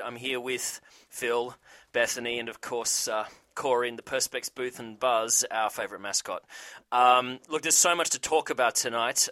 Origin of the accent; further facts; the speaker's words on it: Australia; I'm Australian